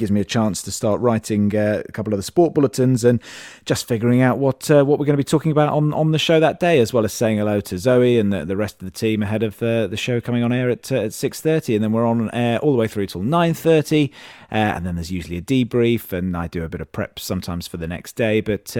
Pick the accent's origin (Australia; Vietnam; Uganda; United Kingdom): United Kingdom; Leicester, East Midlands; also born or lived in Berkshire; I was born in Leicester and grew up in Leicestershire, but my family on my father's side were all originally from Reading.